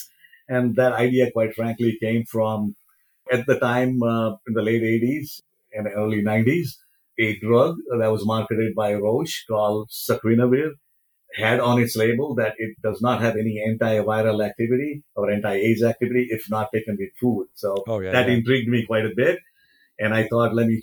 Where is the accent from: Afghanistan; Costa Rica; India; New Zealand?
India; Mumbai, Maharashtra; moved away as an adult; also born or lived in Cincinnati, Ohio, United States; now in United States; I was born in India. I immigrated to US in 1980